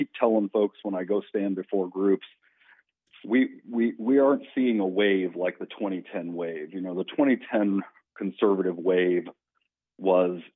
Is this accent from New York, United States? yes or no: no; Salina, Kansas, United States; I'm from Salina. In my Senate district is Salina and Abilene